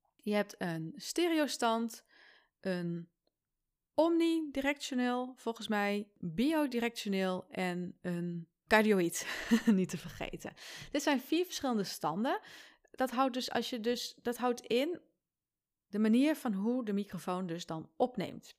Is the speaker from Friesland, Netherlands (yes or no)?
yes; Friesland, Netherlands; ik ben als Fries